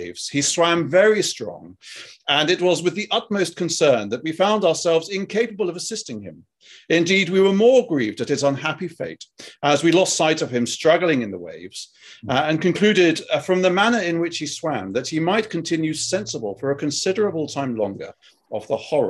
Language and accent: English; United Kingdom; accent: British; my British accent's really kind of come to the fore at this point